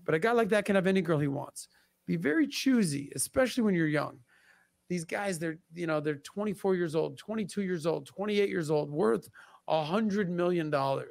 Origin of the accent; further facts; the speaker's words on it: Miami, Florida, United States; growing up in Miami